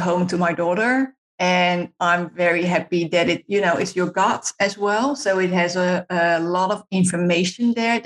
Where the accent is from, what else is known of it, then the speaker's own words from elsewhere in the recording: Netherlands; moved away; I'm Dutch, so I'm from the Netherlands